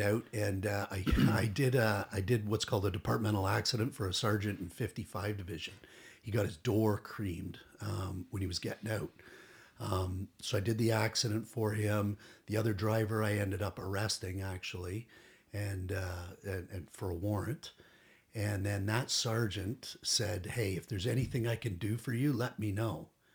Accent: Toronto, Ontario, Canada; also born or lived in Durham; I grew up in Toronto

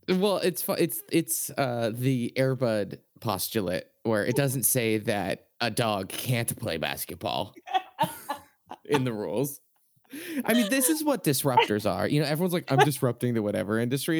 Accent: Boston, Massachusetts, United States; I'm from Boston

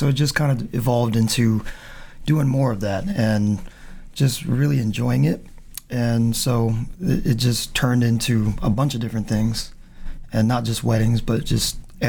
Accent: Charleston, South Carolina, United States; also born or lived in Naples, Italy / Philippines; I was born in Naples and came to Charleston in 85, so I was about 2 years old. Aww. So I was raised here.

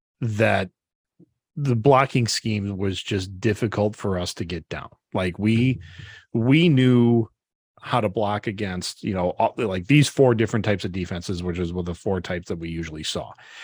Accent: Brodhead, Wisconsin, United States; So we ended up losing, which was the first game my hometown Broadhead had lost in like, I want to say like 6 years.

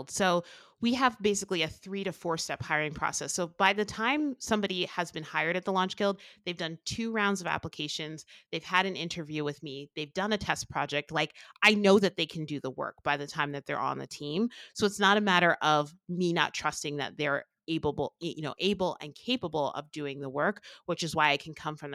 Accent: New Jersey, United States; now in Albuquerque, United States; the thing that I miss most about uh, growing up, I grew up in New Jersey where we have gorgeous beaches to being in Albuquerque.

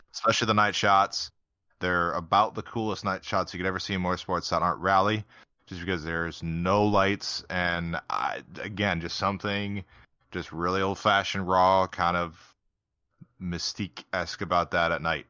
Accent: United States; being American

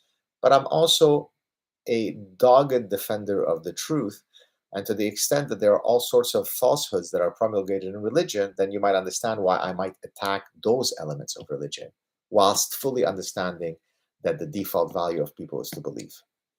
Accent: Lebanon; also born or lived in Southern California; Puerto Rico doesn't sound like a bad place because we're from Lebanon. I've lived in Southern California.

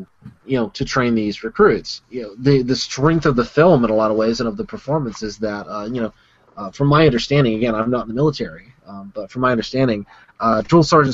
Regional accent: United States; As an American

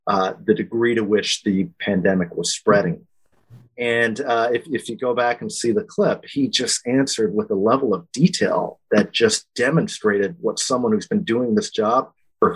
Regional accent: Lompoc, California, United States; also born or lived in Washington, D.C.; I'm a Californian born and raised, small town guy from Lompoc, California, a military family

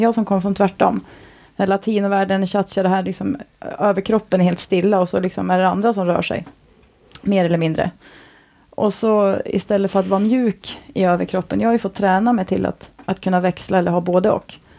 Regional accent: Sweden; also born or lived in Stockholm / Thailand; now in Orust, Sweden; jag ändå är från andra kusten, en bit norrut

